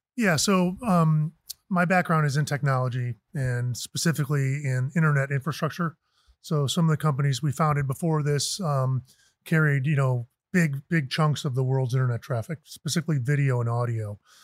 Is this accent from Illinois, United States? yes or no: yes; Chicago suburbs, Illinois, United States; also born or lived in San Francisco; now in Arizona, United States; I grew up in the Chicago suburbs.